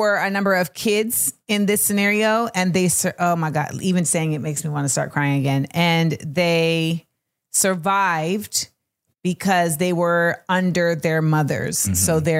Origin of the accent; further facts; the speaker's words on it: United States; for me as an American taxpaying citizen